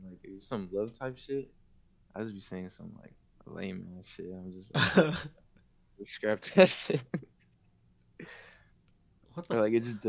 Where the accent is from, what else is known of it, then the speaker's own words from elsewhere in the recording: California, United States; I'm just here from the Bay Area